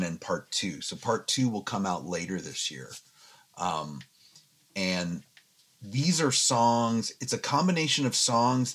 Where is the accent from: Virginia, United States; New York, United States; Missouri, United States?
Virginia, United States; Fairfax County; moved away as an adult; now in Los Angeles, United States; I grew up in Fairfax County, Virginia, and, you know, that will always be my home, but I've now lived in Los Angeles for 20 years